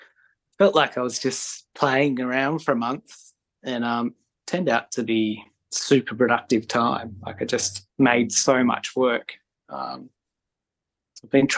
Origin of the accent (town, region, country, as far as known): Tasmania, Australia; also born or lived in Melbourne